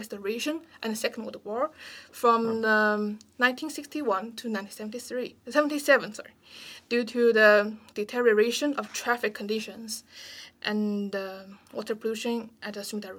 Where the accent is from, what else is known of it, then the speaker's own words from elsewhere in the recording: China; moved away as an adult; now in Vancouver, Canada; In Chinese New Year, we will hold the fireworks shows in the central park of my hometown